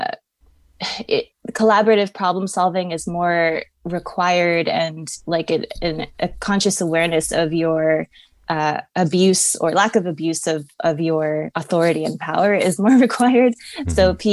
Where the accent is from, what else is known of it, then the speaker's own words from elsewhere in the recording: Long Beach, California, United States; I'm born and raised in Long Beach, California